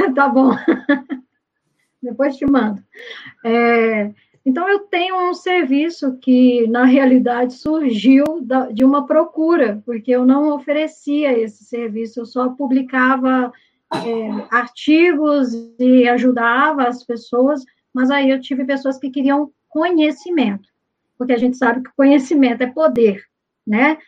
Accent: Minas Gerais, Brazil; eu sou mineira

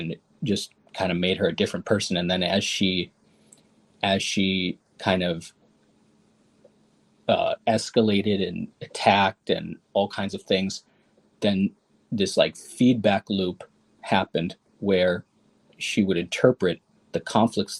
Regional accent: Chicago, Illinois, United States; I was born in Chicago, and I went to Cornell University and WashU Law School

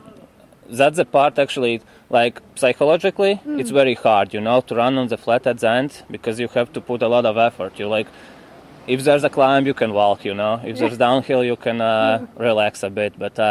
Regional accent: Latvia; I'm living in Riga.

